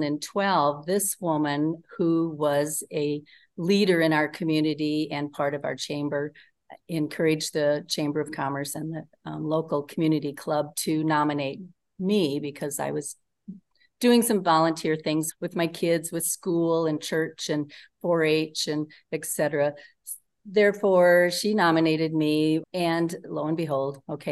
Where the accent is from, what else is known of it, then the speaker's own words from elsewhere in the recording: Northeast Nebraska, United States; I'm from Northeast Nebraska. I grew up on a farm with six brothers